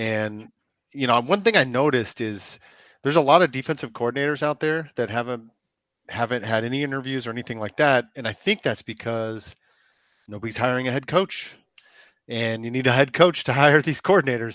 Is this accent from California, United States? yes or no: yes; California, United States; I'm from California